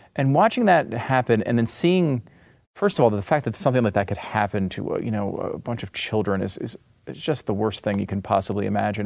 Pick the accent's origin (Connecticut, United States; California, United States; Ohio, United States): Connecticut, United States; also born or lived in New York; now in Texas, United States; I grew up in Connecticut